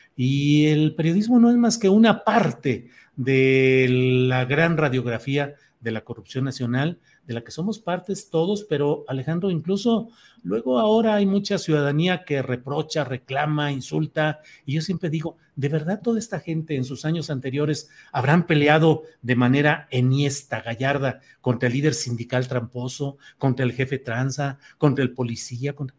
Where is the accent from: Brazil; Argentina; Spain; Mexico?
Mexico; Torreón, Coahuila; yo nací en Torreón, ahí crecí